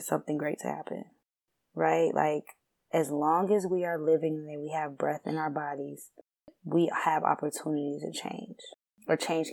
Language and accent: English; Southern Illinois, United States; also born or lived in Chicago, Illinois; I am from Chicago, and I was born in Chicago but raised in Southern Illinois.